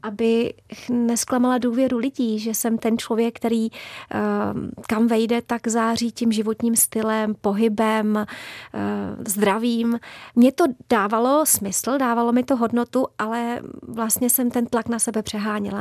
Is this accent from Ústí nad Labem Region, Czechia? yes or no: no; Prague, Czechia; also born or lived in Babice; je pravda, že já jsem čistokrevná Pražačka. Já jsem se narodila dokonce a bydlela jsem úplně v centru Prahy za Týnským chrámem